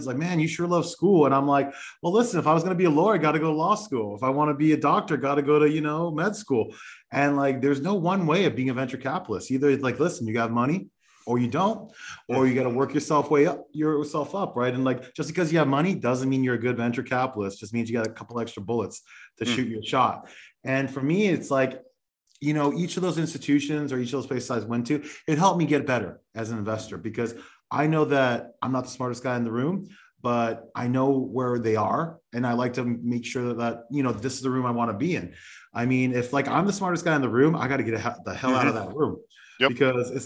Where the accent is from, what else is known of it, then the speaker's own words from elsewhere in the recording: Los Angeles, California, United States; I'm from Los Angeles